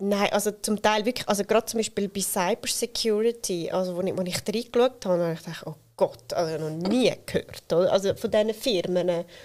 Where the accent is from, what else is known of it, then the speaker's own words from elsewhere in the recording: Switzerland; wir Schweizerinnen und Schweizer